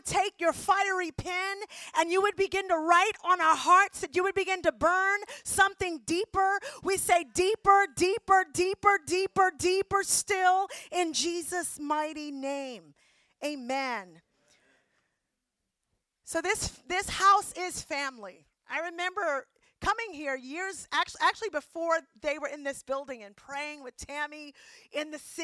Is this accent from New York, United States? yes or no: yes; New York City, New York, United States; everybody was on drugs where I grew up in the Bronx